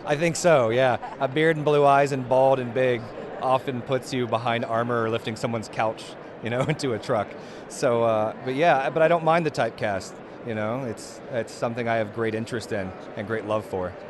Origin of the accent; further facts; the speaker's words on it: Florida, United States; moved away as an adult; now in Utah, United States; I'm not even from here, I'm from Florida, and I moved here about a year